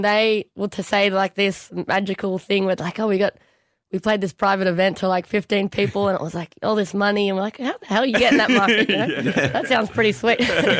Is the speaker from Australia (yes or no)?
yes; New South Wales, Australia; I'm from Australia. I'm not from New York